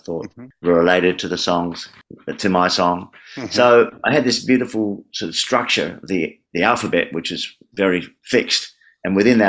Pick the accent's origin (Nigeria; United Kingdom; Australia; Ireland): Australia; Adelaide, South Australia; now in Melbourne, Australia; Adelaide, an A song, my hometown